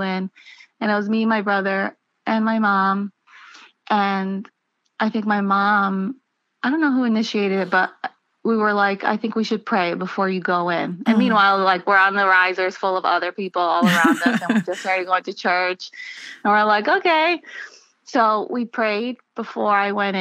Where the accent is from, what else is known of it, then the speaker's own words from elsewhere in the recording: New York City, New York, United States; also born or lived in Long Island, New York; I grew up in New York, first in Queens, and then we moved out to Long Island when I was a teenager